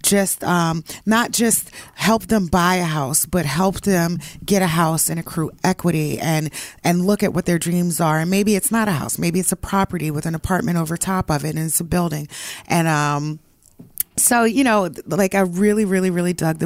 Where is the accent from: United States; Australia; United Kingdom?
United States; Philadelphia, Pennsylvania; I'm from Philadelphia